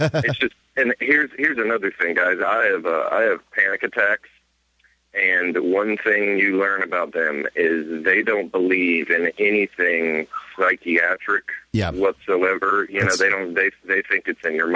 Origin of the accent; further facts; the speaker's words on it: Clearwater, Florida, United States; I've been born and raised in Clearwater, Florida, 30 years now